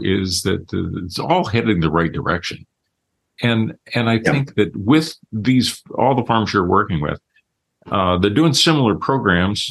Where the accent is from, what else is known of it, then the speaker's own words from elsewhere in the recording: Illinois, United States; we grew up in Illinois